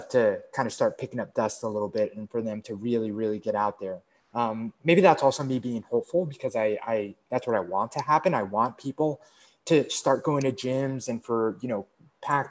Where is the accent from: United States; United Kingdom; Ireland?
United States; East Coast; moved away; we grew up in the East Coast, spent some time in the West Coast, and now we're both like in a, like actually a different state